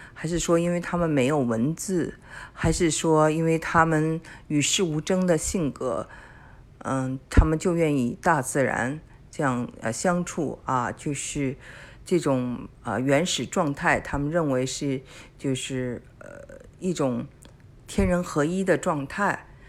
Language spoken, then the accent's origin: Chinese; China; now in Houston, United States; 他们跟我们中国人长得很像